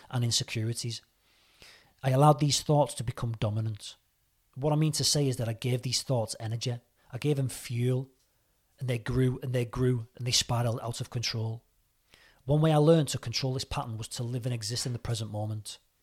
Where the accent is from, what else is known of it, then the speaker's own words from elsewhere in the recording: St Helens, North West England, United Kingdom; moved away as an adult; also born or lived in Reading, Berkshire; At the age of twenty-three, two thousand four, I moved from Saint Helens, Merseyside to Reading, Berkshire to pursue a career in the M O D police